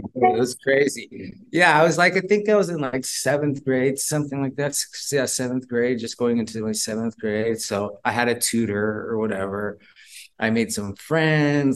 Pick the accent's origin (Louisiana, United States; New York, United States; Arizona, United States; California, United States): California, United States; Bay Area; We're from the Bay Area